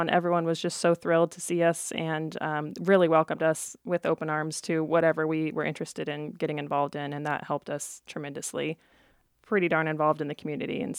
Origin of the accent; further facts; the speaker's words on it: Plattsmouth, Nebraska, United States; moved away as an adult; also born or lived in Maryville, Missouri / Omaha, Nebraska; now in Glenwood, United States; I grew up in Plattsmouth and went down to Northwest Missouri State and got a degree in chemistry. Um, my husband and I moved up to Omaha after um, graduation